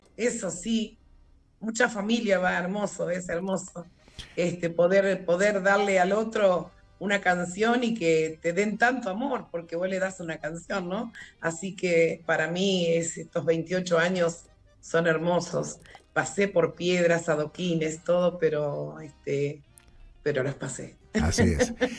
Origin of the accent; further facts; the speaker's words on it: Pergamino, Buenos Aires Province, Argentina; yo aquí en Pergamino, la verdad, le agradezco, soy de Pergamino